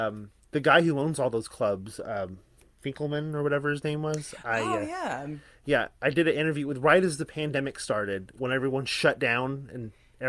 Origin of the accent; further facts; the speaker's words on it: Chicago, Illinois, United States; I'm from Chicago.